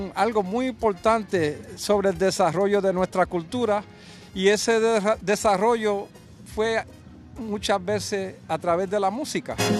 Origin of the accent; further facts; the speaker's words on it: New York, United States; Nacido y criado en Nueva York de padres latinos